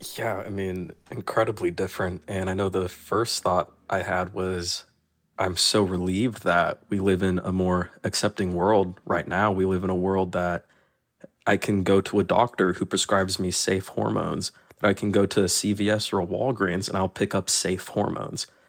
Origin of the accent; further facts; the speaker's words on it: Tallahassee, Florida, United States; I only know Florida. I was born and raised in Florida.